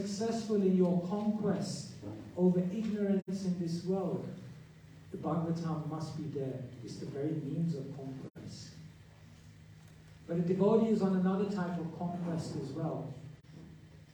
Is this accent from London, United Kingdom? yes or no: yes; Wembley, London, United Kingdom; I grew up in Wembley